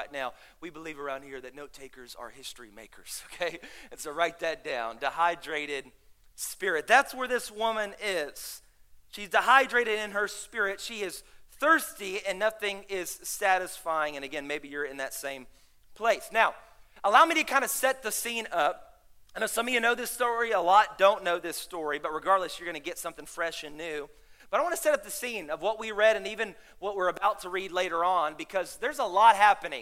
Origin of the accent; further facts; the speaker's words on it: Dallas, Texas, United States; now in Houston, United States; I'm from Dallas